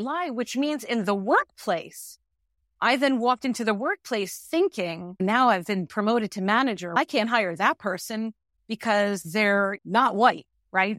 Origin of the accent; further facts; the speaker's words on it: New York, United States; also born or lived in Manhattan, New York City; I am a New Yorker